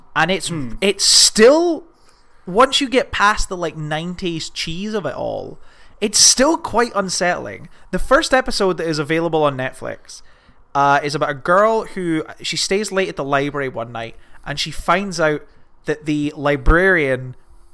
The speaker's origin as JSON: {"language": "English", "country": "United Kingdom", "said": "We're British."}